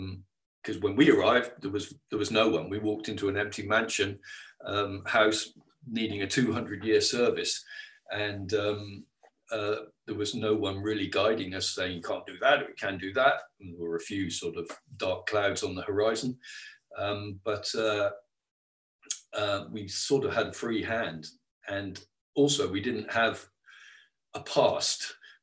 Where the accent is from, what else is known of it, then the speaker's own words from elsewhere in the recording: England, United Kingdom; we came from England, arriving into a Mid Wales valley